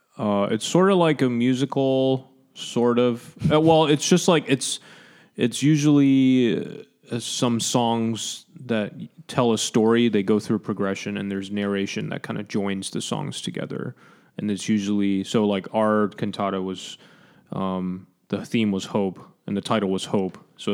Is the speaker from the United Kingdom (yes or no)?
no; Hong Kong; also born or lived in Taiwan; when I was a kid growing up in Hong Kong and Taiwan